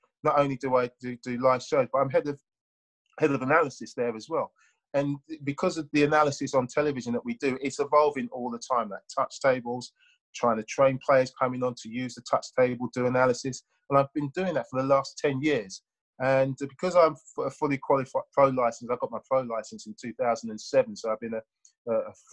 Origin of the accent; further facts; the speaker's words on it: London, United Kingdom; I was brought up in South London.